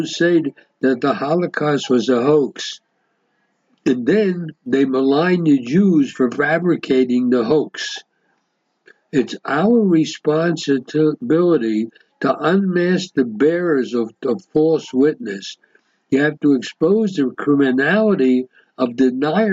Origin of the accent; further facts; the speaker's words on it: United States; now in Israel; somebody who's born and raised in America